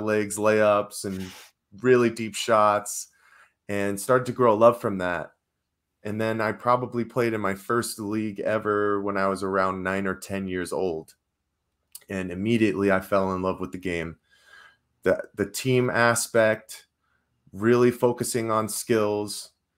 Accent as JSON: {"language": "English", "region": "Arizona", "country": "United States", "tie": "born or raised there", "said": "Well, I grew up in the Valley, so the Phoenix Suns were always on in my household."}